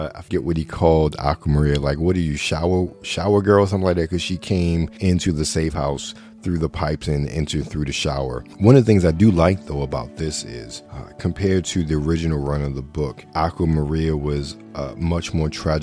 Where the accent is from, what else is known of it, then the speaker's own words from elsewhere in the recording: Baltimore, Maryland, United States; Growing up in Baltimore, Fox 45 in Baltimore